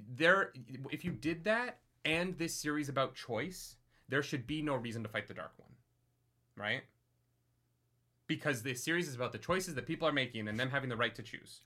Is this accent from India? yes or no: no; Calgary, Alberta, Canada; my hometown in Calgary